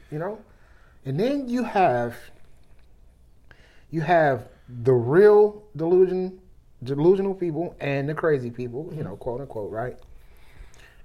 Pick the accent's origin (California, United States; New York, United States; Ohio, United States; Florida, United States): California, United States; Berkeley; I grew up in Berkeley